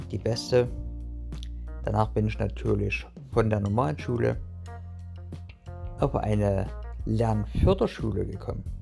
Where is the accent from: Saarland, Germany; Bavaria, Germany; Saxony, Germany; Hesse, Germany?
Saxony, Germany; Burgstädt; Also fangen wir mal an mit der Kindheit, wo ich doch eigentlich herkomme. Ich komme aus Chemnitz oder besser gesagt aus Burgstedt. Das ist ein kleines kleine Stadt in der Nähe von Chemnitz.